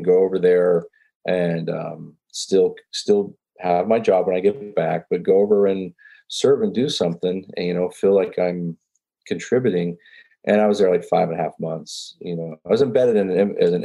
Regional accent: Grand Prairie, Texas, United States; moved away as an adult; also born or lived in West Point; the town where we grew up in Grand Prairie, you know, it's literally halfway between Dallas and Fort Worth

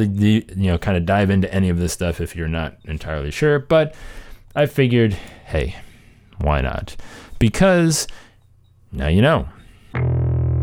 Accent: Cleveland, Ohio, United States; Cleveland, Ohio, June 24th, 25th, 26th. Come see me, my hometown

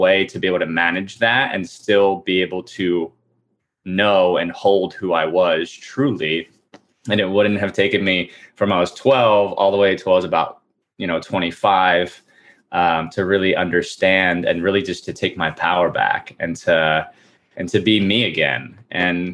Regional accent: New Jersey, United States; I grew up in New Jersey

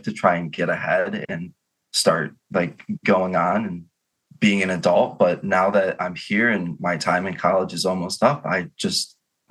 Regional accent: Chesterfield, Michigan, United States; I'm from Chesterfield, Michigan. It's about 45 minutes northeast of Detroit.

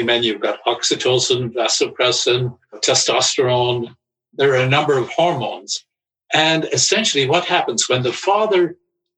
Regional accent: Ireland; I grew up in Ireland

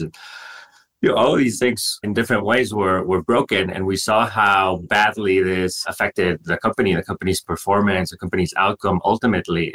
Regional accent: Monterrey, Nuevo León, Mexico; moved away as an adult; I grew up in Mexico, uh, more specifically in Monterrey, which is a big city uh, in the north of the country.

